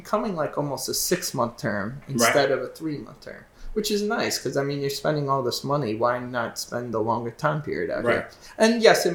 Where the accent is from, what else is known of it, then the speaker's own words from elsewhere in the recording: Southampton, New York, United States; I was born and raised in Southampton